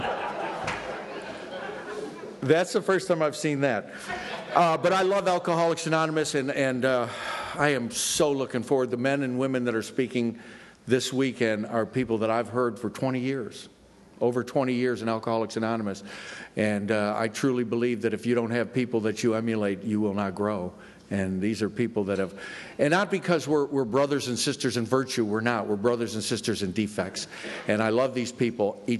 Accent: Florida, United States; I'm from Florida.

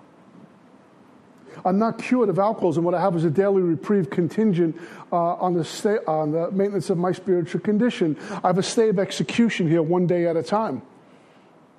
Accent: New York City, New York, United States; I grew up in Brooklyn.

